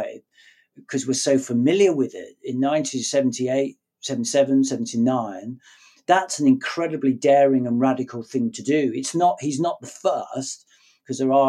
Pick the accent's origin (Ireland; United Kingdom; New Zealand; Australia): United Kingdom; Birmingham, West Midlands; I'm from Birmingham